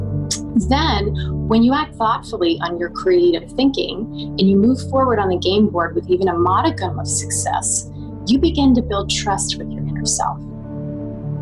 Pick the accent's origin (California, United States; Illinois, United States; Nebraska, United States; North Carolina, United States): California, United States; I'm from California, USA.